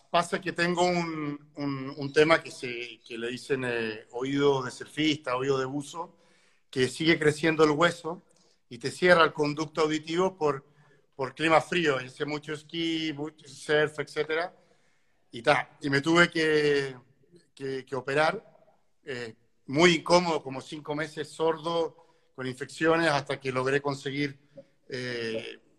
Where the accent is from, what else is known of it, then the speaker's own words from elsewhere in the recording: Chile; Eh, sí, soy chileno.